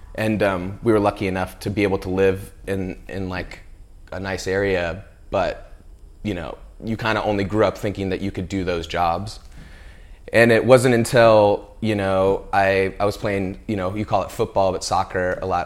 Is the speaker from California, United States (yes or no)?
yes; Central California, United States; I grew up in California, and, you know, when you're a kid growing up in, like, Central California